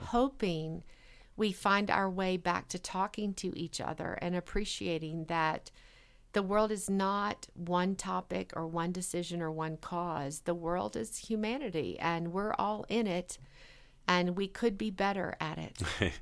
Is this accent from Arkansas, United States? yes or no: yes; rural Arkansas, United States; moved away as an adult; also born or lived in Boulder, Colorado / Bay Area, California; now in Fort Collins, United States; I grew up in a place where a lot of people didn't have an opportunity for education.